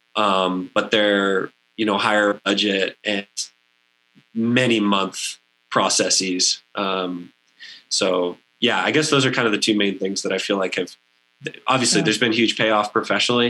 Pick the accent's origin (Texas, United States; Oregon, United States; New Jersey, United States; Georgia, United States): Texas, United States; Central; now in Durango, United States; growing up in Central Texas